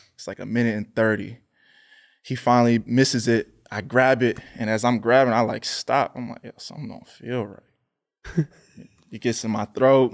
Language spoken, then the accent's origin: English; Pennsylvania, United States; I'm from Pennsylvania